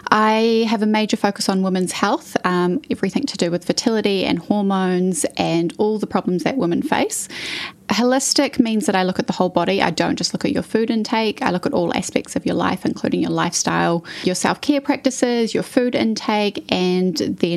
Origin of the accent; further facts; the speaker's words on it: North Shore, Auckland, New Zealand; I grew up on the North Shore. I spent my whole sort of childhood there. And then once I finished at Rangitoto College, I took off to the UK, where I was living for a year, did the classic kind of gap year situation.